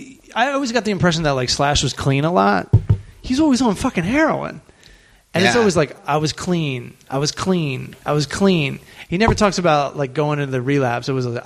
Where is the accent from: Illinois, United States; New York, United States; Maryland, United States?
Maryland, United States; Southern; now in Los Angeles, United States; I'm from Southern Maryland.